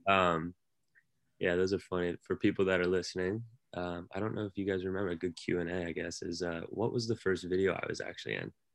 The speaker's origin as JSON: {"language": "English", "town": "San Francisco", "region": "California", "country": "United States", "tie": "born or raised there", "moved": "as an adult", "lives_now": "New York, United States", "said": "as a California kid in, in San Francisco."}